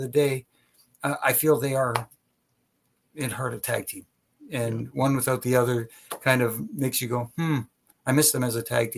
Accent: Canada; being Canadian myself

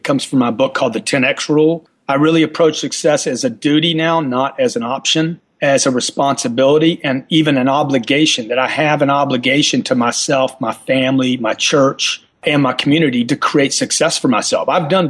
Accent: Louisiana, United States; I'm a self-made guy. I came from Louisiana.

